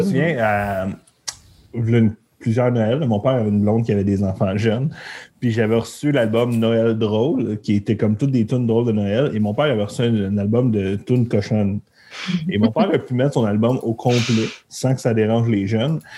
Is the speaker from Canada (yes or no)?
yes; Montreal, Quebec, Canada; Moi, je viens de la Chine